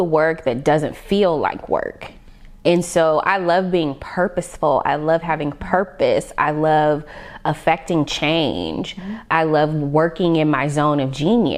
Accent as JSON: {"language": "English", "town": "Las Vegas", "region": "Nevada", "country": "United States", "tie": "born or raised there", "said": "growing up in Vegas, I performed a lot."}